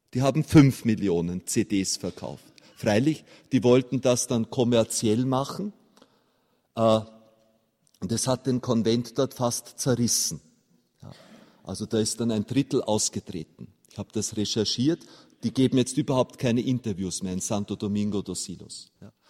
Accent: Austria; als Österreicher

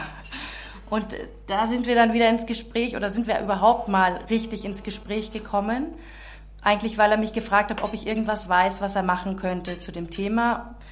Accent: Czechia; also born or lived in Munich, Germany; now in Augsburg, Germany; Ich bin in München geboren, mhm. echte Münchnerin, bin aber dann in Tschechien aufgewachsen

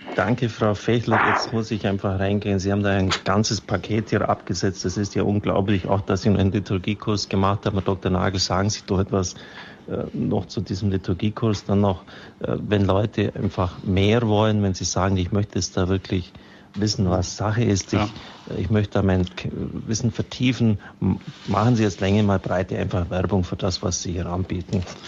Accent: Augsburg, Bavaria, Germany; meiner Heimatstadt Augsburg

